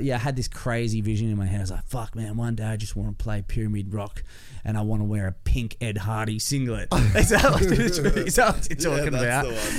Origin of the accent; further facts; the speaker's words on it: Ballarat, Victoria, Australia; I grew up in Ballarat.